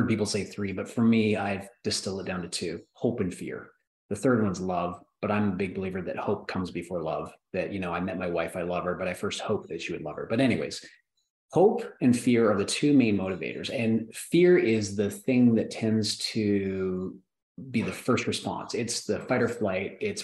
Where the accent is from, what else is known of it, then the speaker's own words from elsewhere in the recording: Canada; I grew up in Canada, there was no toy distribution companies or toy manufacturing companies. I grew up where there's agriculture and oil.